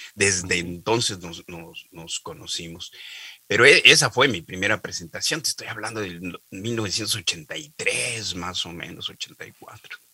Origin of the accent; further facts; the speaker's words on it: Oaxaca, Mexico; also born or lived in Mexico City; yo soy de Oaxaca, que es un estado al sureste de la República Mexicana